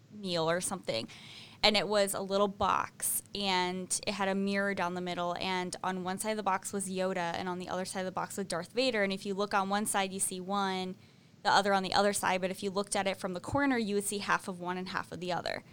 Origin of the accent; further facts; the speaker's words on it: Maine, United States; when my brother and I were little and we were growing up in Maine